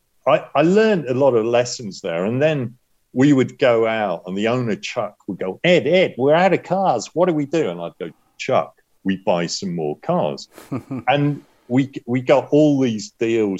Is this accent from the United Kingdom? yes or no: yes; United Kingdom; accent: British; also born or lived in Los Angeles, United States; my British accent